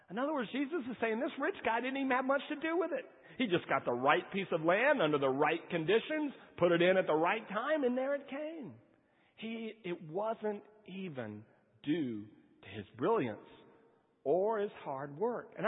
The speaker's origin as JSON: {"language": "English", "region": "California", "country": "United States", "tie": "born there", "said": "I was born in California."}